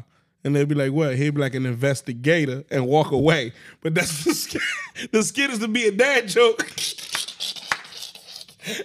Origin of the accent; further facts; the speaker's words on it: Jersey City, New Jersey, United States; I'm from North Key from Jersey City.